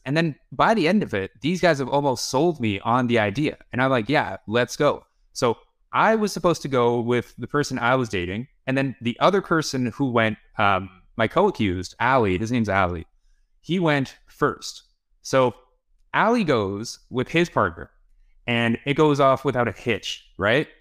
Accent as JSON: {"language": "English", "town": "Toronto", "region": "Ontario", "country": "Canada", "tie": "born or raised there", "also_born_or_lived": "Kyiv, Ukraine / Barrie, Ontario", "said": "I was four years old, and we moved to Toronto"}